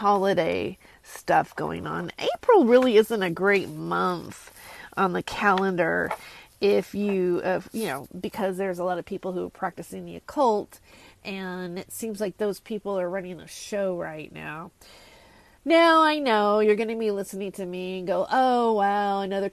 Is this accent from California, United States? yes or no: yes; Fresno, California, United States; also born or lived in San Pedro, California / San Gabriel Valley, California; I was born in San Pedro, California, and I grew up predominantly in Fresno